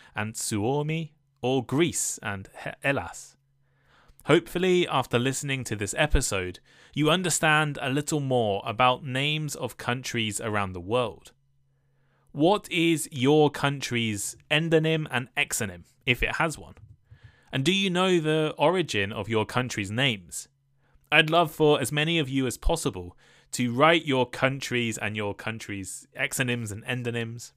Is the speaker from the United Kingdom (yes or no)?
yes; England, United Kingdom; moved away as an adult; also born or lived in Taiwan / Japan; I'm from the U K, people more specifically from England